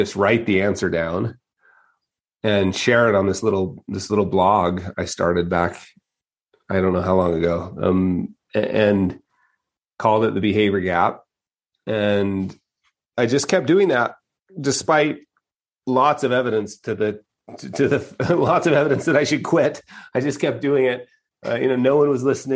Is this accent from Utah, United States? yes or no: yes; Utah, United States; moved away; also born or lived in Las Vegas; born and raised in Utah